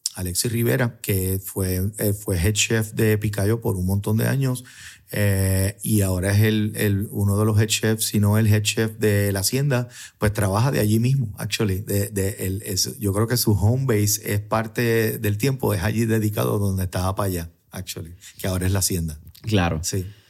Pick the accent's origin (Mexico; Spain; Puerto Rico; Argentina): Puerto Rico; San Juan; Yo soy de Río Piedra